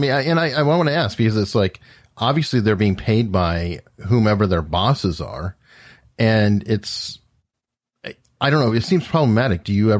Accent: Tucson, Arizona, United States; also born or lived in Guantanamo Bay, Cuba; I grew up in Tucson, Arizona.

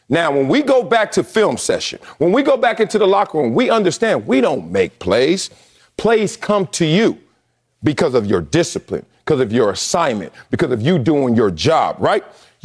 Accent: Los Angeles, California, United States; I'm from South Central.

